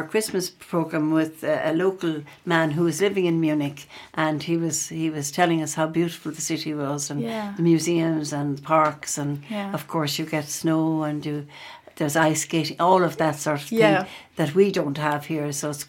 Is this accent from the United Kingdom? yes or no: no; Kerry, Munster, Ireland; I'm from Kerry